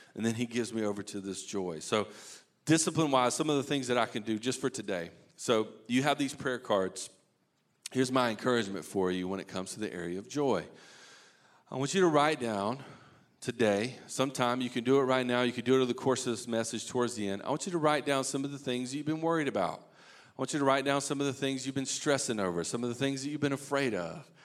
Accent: Eastern North Carolina, United States; I grew up in Eastern North Carolina

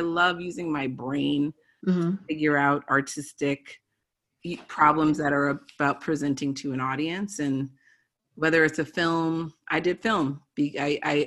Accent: Baltimore, Maryland, United States; I'm from Baltimore, Maryland

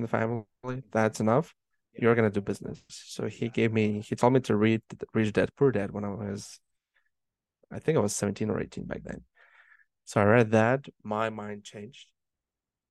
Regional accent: Moldova; now in Canada; I was born and raised in Moldova, which is Eastern Europe

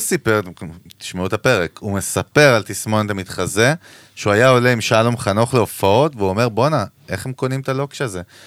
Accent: Ganei Tikva, Central District, Israel; וגדלנו ביחד בשכונה בגני תקווה

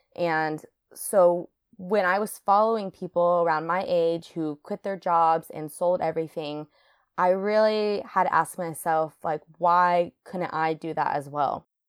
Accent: Reno, Nevada, United States; moved away as an adult; also born or lived in Hawaii; now in Seattle, United States; I grew up in Reno, Nevada, so right next to Lake Tahoe.

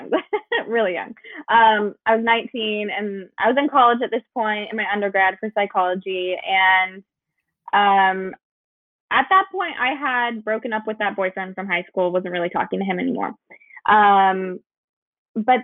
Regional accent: Idaho, United States; moved away as an adult; now in Texas, United States; I'm actually from Idaho, so that's where I was born. We moved to Texas

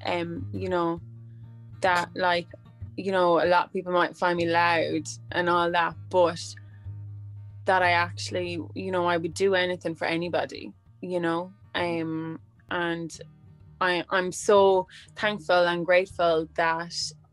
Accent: Midlands, Ireland; I come from the Midlands in Ireland.

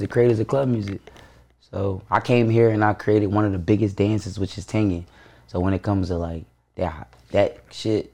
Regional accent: Philadelphia, Pennsylvania, United States; also born or lived in Baltimore; I grew up in Nice Town

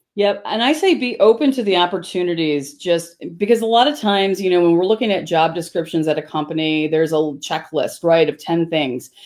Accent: Chicago southwest suburbs, Illinois, United States; I was born in Chicago, so Chicago is my hometown. Um, my parents moved to the suburbs um, when I was probably like five or six, and um, so I grew up on the Southwest suburbs.

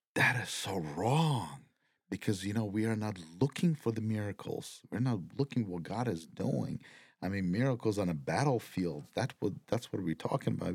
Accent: Ukraine; moved away; my home country

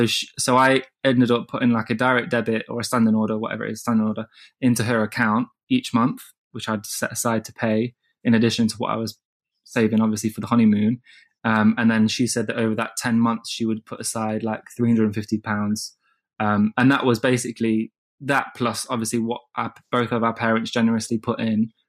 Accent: Midlands, United Kingdom; also born or lived in London; I grew up in the Midlands, and I had to come down to London when I was like 14 by myself to train in like performing arts.

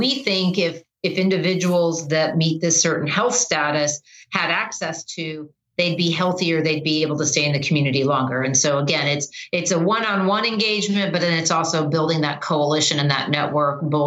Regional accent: southwestern Michigan, United States; moved away as an adult; also born or lived in Indiana / Ohio; I was born in Indiana, grew up in southwestern Michigan

